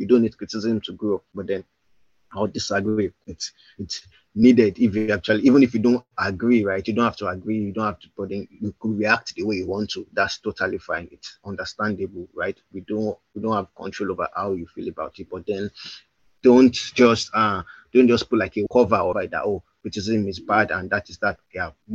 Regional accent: Ibadan, Oyo, Nigeria; I grew up in Ibadan

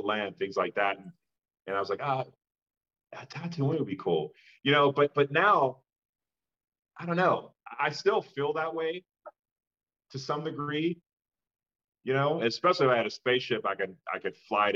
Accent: Pittsburgh, Pennsylvania, United States; I grew up in Pittsburgh, Pennsylvania

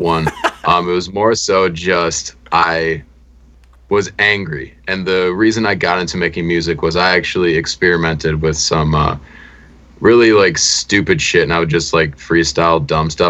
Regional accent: Milwaukee, Wisconsin, United States; we grew up in Milwaukee, and we were the only white people in the entire area

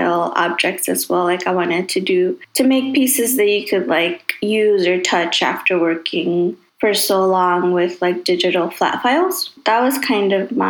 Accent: Chicago, Illinois, United States; I grew up in Chicago.

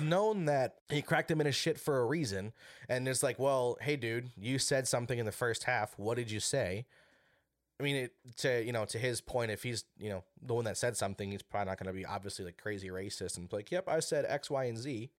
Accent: Wisconsin, United States; now in Minnesota, United States; I'm from Wisconsin, born and raised

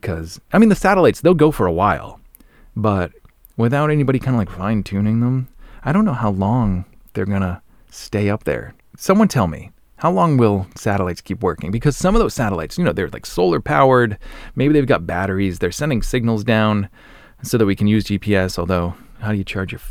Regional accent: Norton, Massachusetts, United States; my hometown, this is Norton, Massachusetts

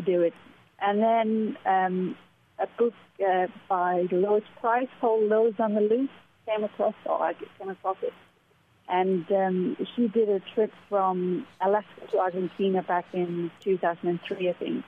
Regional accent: Denmark; moved away as an adult; also born or lived in United Kingdom; I'm originally from Denmark, but I've spent the last 16 years working and living in the UK as a pilot

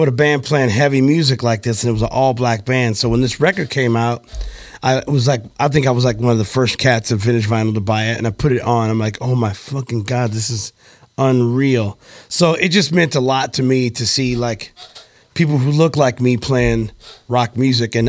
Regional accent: Rock Hill, Missouri, United States; also born or lived in Los Angeles; now in St. Louis, United States; I grew up in Rock Hill

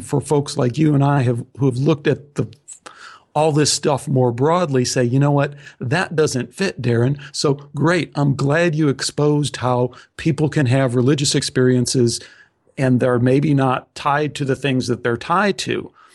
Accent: Chicago, Illinois, United States; I was born in Chicago and only half my family is, is Greek

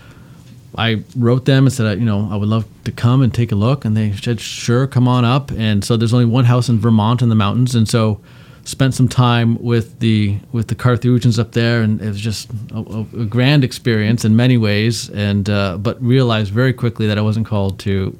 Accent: Canada; I grew up in Canada.

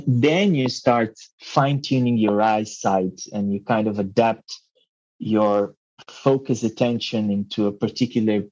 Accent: Mozambique; English is a second language; also born or lived in Portugal; now in Mexico; English is not my first language. I was born in Mozambique and eventually moved to Portugal

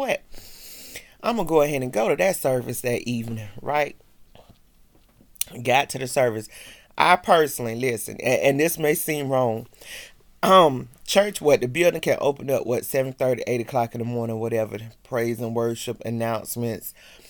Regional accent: the South, United States; I'm from the South

